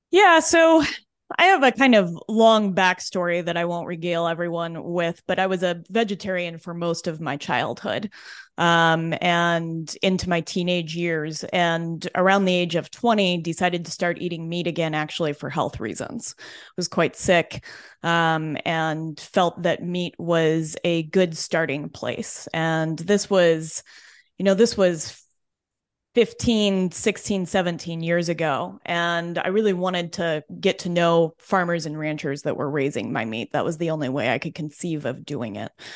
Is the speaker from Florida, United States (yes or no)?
no; Denver, Colorado, United States; I was born and raised in Denver